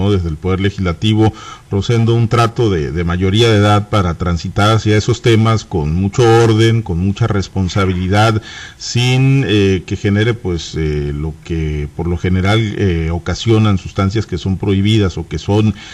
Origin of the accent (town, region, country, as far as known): Mexico